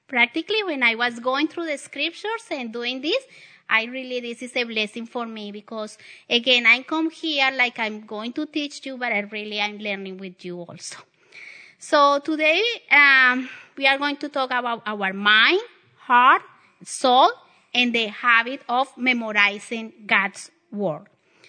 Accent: the South, United States; accent: Southern; you need to get in use with my Southern accent. Very southern.

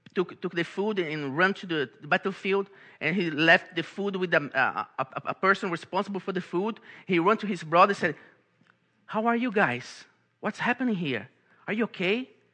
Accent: Brazil; English is a second language; moved away as an adult; now in Baltimore, United States; I'm from Brazil, and I came to this beautiful country called United States, to this beautiful city called Baltimore

